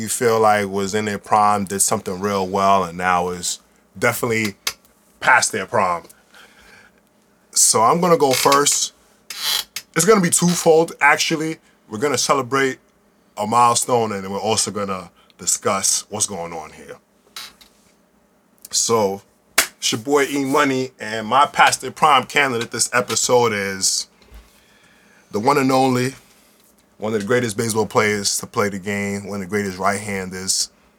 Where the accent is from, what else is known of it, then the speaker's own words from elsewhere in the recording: New York City, New York, United States; I'm from the Bronx. I'm not a Yankee fan, but I'm from the Bronx.